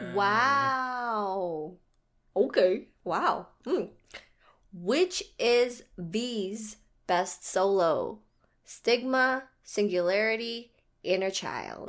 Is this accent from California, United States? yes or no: no; Hawaii, United States; I was born in Hawaii